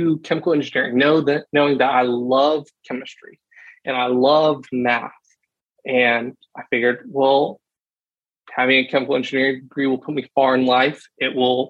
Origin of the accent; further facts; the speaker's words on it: Columbia, South Carolina, United States; I grew up in Columbia, South Carolina, with a big family